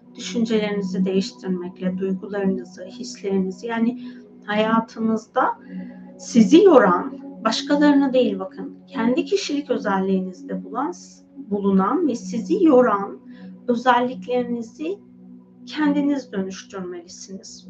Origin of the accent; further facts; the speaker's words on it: Anatolia, Turkey; moved away as an adult; now in Istanbul, Turkey; Ben hani çocukluğum ve gençlik sürecim daha çok benim Anadolu'da geçti.